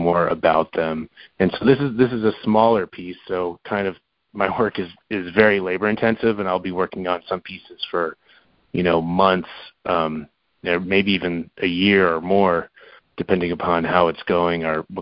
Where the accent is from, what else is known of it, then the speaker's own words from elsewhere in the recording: Florida, United States; moved away; also born or lived in New York; I grew up in Florida, so I lived in New York for, you know, quite a while